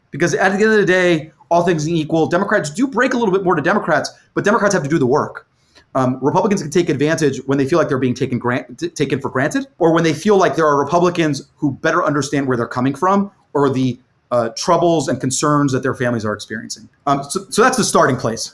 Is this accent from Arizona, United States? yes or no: no; Florida, United States; my home state of, uh, of Florida, and I'm, I'm talking to you from, um, Miami right now